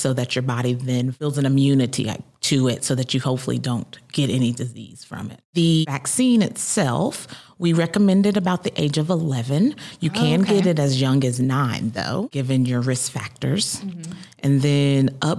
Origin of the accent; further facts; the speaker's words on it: Marietta, Georgia, United States; also born or lived in Augusta, Georgia / Tifton, Georgia; I grew up in Marietta, Georgia, so a little bit north of Atlanta. Born and raised